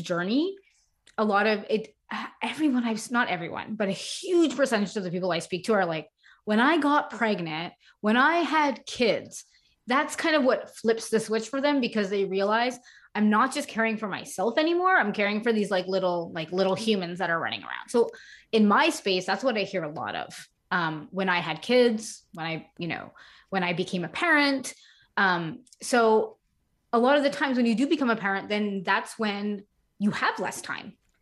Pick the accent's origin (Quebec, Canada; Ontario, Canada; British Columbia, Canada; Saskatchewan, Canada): Quebec, Canada; Montreal; moved away as an adult; also born or lived in United States; I am from Montreal, Canada, so we were living in the United States for a couple of years